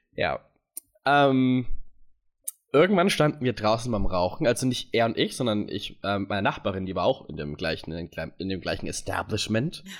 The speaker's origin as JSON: {"language": "German", "country": "United States", "moved": "yes", "said": "bin aus den USA"}